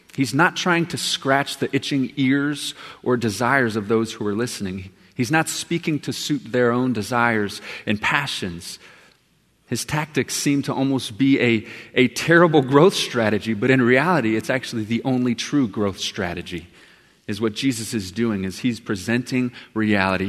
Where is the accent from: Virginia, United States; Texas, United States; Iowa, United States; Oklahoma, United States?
Texas, United States; I'm from Texas.